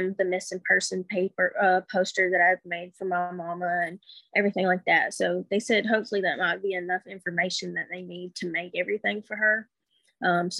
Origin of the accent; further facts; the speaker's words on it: Alabama, United States; moved away as an adult; also born or lived in Texas / Washington State; now in Washington, United States; Growing up, I lived in Alabama. I moved away from Alabama when I was like 19.